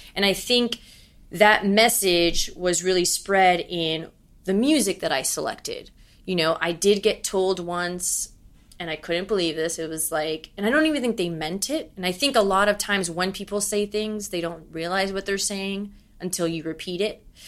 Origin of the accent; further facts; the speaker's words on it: Miami, Florida, United States; moved away as an adult; now in New York City, United States; I was the Cuban from Miami who has so much of her home that she misses and she's gonna bring to New York City